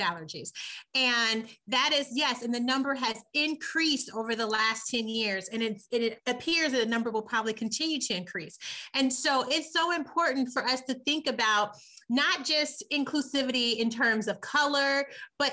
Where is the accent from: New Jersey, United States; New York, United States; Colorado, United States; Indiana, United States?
Indiana, United States; Muncie; now in Lansing, United States; I am from Muncie, Indiana, M-U-N-C-I-E